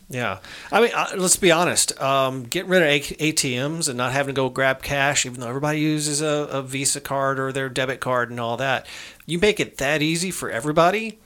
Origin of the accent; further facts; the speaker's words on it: United States; I'm an American citizen